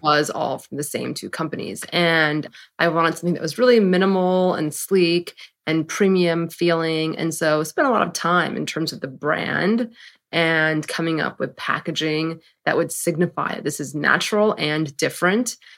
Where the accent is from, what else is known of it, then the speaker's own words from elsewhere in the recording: San Francisco, California, United States; moved away as an adult; now in New York, United States; I'm from San Francisco. went to college on the East Coast, and then moved to New York.